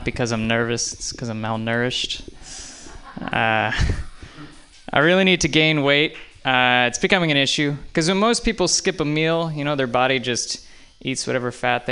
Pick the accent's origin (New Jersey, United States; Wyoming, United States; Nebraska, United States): New Jersey, United States; moved away; I grew up in New Jersey